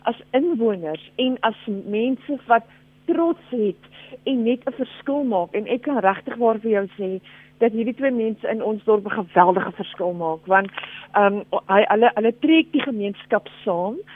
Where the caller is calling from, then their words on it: Wellington, Western Cape, South Africa; van Wellington.